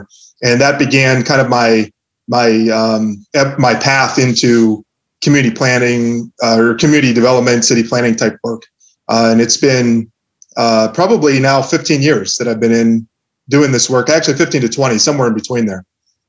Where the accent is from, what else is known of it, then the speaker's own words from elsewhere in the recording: small town outside of Pittsburgh, Western Pennsylvania, United States; also born or lived in Northeast Ohio; now in Cleveland, United States; I grew up in Western Pennsylvania. So that is something that a lot of people, because I've spent most of my career time in Northeast Ohio, a lot of folks, when initially, they don't realize that I'm actually from the Pittsburgh area.